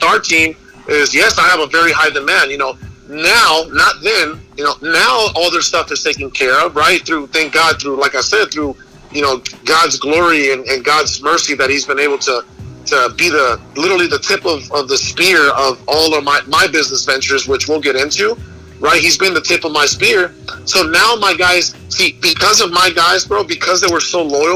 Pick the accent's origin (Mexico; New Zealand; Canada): Mexico; Guaymas, Sonora; now in Phoenix, United States; I was born in Mexico, right? I was born into poverty.